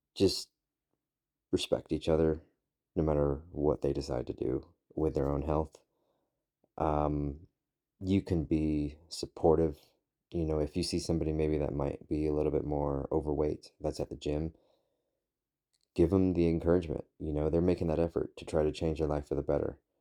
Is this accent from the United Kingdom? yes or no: yes; United Kingdom; now in United States; I am a British citizen. I am working on currently becoming an American citizen